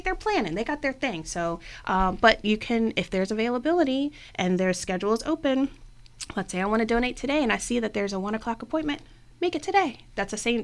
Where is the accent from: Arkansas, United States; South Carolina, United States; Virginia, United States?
Virginia, United States; Richmond; I have lived in Northern Virginia and I am from Richmond as well